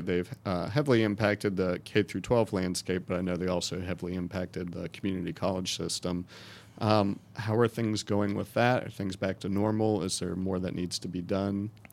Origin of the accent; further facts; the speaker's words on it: Wake County, North Carolina, United States; I grew up in Wake County public schools